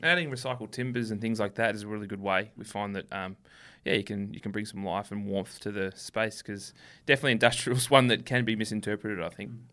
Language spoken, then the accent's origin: English; Melbourne, Victoria, Australia; we're from Melbourne